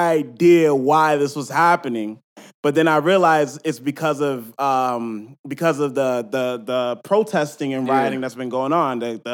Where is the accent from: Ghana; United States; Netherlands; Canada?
United States; Boston, Massachusetts; I'm from Boston.